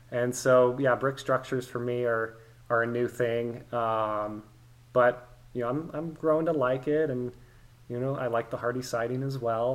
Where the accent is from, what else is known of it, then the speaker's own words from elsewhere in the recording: East Bay, San Francisco Bay Area, California, United States; moved away as an adult; now in Nashville, United States; I was born and raised in the East Bay, born in San Francisco, grew up in the Bay Area, lived in California my whole life